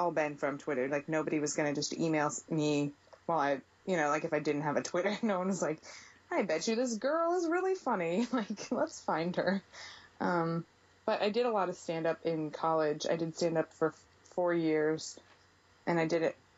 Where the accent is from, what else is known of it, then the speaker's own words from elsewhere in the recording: St. Louis, Missouri, United States; moved away; I'm from St. Louis, and from like a big Italian family